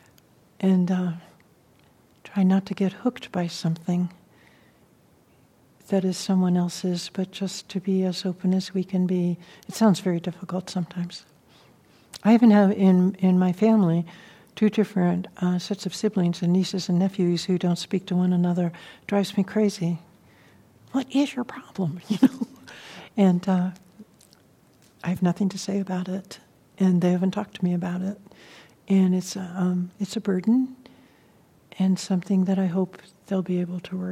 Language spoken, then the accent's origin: English; San Francisco, California, United States; I grew up with in San Francisco, you know, in a white community.